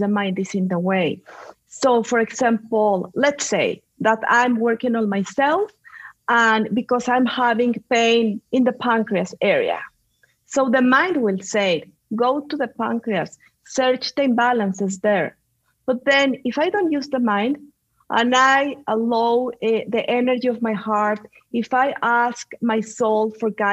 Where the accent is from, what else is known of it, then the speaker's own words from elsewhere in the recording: Mexico City, Mexico; English is a second language; moved away; also born or lived in Spain / Chicago, United States; Well, I'm a mix of Mexican and Spanish. So that's the reason that I have this accent. I grew up in Mexico City.